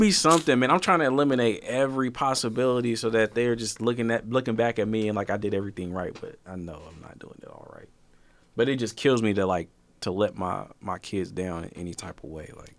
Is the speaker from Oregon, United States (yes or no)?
yes; Portland, Oregon, United States; I'm from Portland